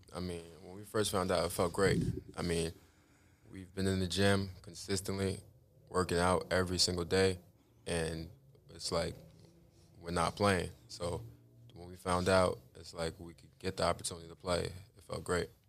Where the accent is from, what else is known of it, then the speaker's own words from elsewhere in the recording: New York City, New York, United States; I grew up in Larlton, Queens.